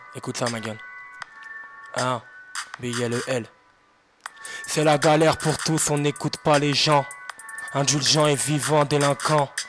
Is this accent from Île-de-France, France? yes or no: yes; Seine-Saint-Denis, Île-de-France, France; je viens du 93, j'habite à Drancy